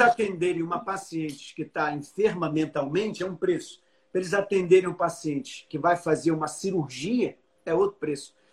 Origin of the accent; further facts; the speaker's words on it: Brazil; eu sou do Brasil